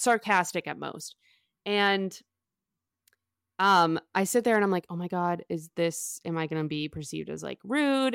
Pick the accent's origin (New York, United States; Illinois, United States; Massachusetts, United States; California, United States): Massachusetts, United States; Boston; I'm from Boston